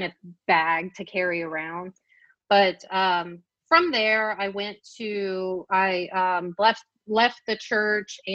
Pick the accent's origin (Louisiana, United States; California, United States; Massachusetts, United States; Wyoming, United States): Louisiana, United States; South; I'm Cajun French, and most of us are Catholics there in Louisiana, in South Louisiana